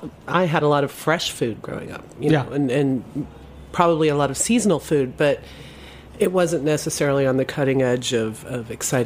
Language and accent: English; Scranton, Pennsylvania, United States; I grew up outside of Scranton, Pennsylvania.